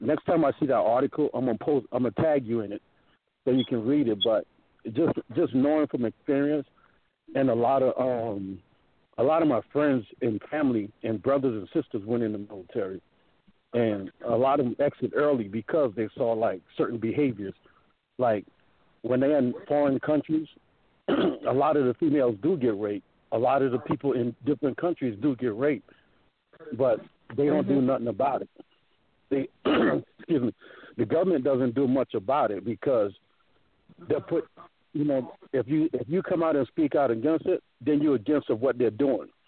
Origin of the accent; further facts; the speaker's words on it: Parris Island, South Carolina, United States; I grew up in Parris Island, so I grew up on a Marine base.